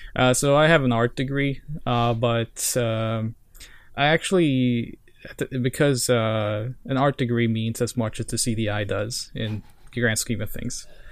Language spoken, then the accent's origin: English; Norway; English is a second language; also born or lived in Sao Paulo, Brazil; I'm from Norway.